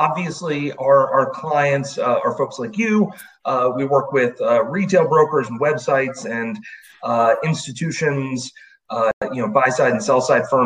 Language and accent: English; Virginia, United States; also born or lived in Chicago; I grew up in Virginia, which for those that might not know, if you know where Washington, D.C. is, we're just to the south